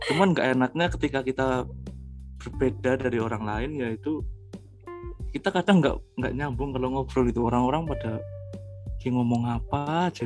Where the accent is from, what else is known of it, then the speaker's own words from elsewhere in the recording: Kebumen, Central Java, Indonesia; Jadi aku dari Kebumen.